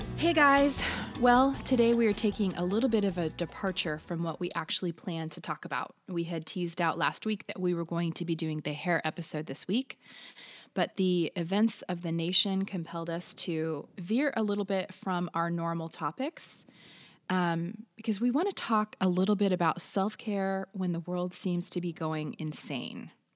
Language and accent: English; United States; I'm American